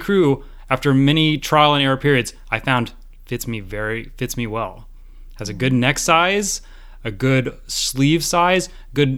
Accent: Georgia, United States; I grew up in Georgia

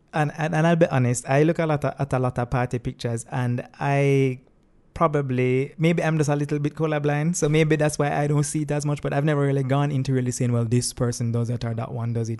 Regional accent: Jamaica; I'm a Jamaican as well, not a tourist

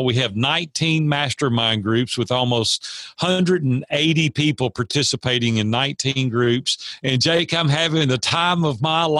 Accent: Nashville, Tennessee, United States; I'm a native Nashvilleian. I grew up in Nashville, Tennessee

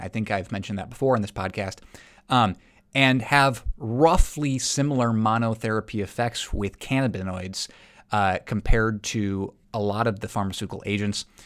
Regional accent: South Dakota, United States; I'm from South Dakota.

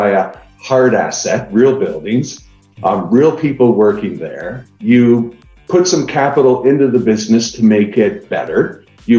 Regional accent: Niagara Falls, Ontario, Canada; now in Austin, United States; I live in Austin, Texas right now. I'm originally from Niagara Falls, Canada

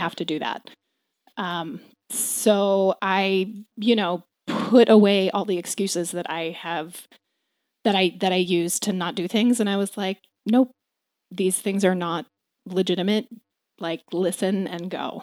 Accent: Maryland, United States; also born or lived in Fargo, North Dakota; I grew up in Maryland.

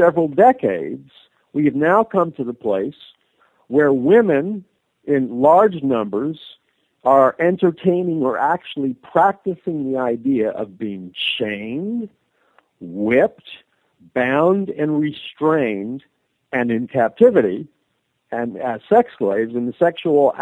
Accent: United States; I'm an American

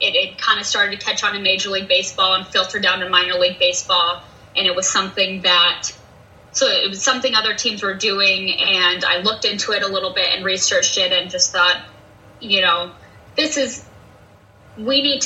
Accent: Utah, United States; moved away as an adult; now in Des Moines, United States; I'm originally from Utah

